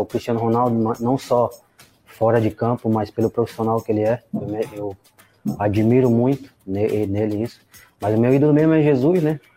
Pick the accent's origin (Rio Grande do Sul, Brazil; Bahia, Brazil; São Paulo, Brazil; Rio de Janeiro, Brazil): Bahia, Brazil; Camacan; moved away; Eu sou natural de Camacan, na Bahia, interior, cidade muito pequena